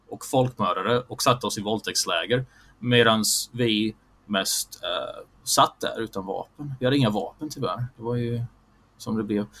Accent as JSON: {"language": "Swedish", "country": "Bosnia & Herzegovina", "said": "jag är bosnisk muslim i, i grunden."}